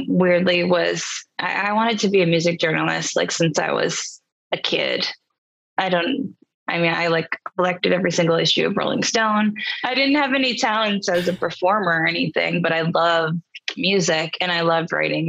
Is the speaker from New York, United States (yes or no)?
yes; New York City, New York, United States; moved away as an adult; also born or lived in Boston; now in Nashville, United States; I grew up in New York City